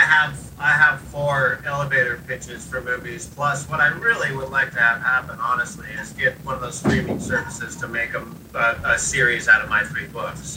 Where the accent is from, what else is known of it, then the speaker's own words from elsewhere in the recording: Seattle, Washington, United States; growing up in Seattle